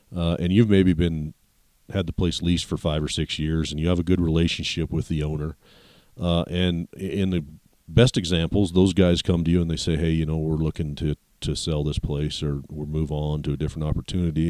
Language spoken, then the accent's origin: English; Walden, Colorado, United States; I grew up, uh, in some small towns here in Colorado